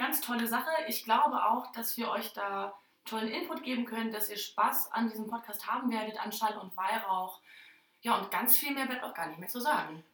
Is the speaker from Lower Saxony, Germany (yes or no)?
yes; Oldenburger Land, Lower Saxony, Germany; ich komme ähm, aus dem Oldenburger Land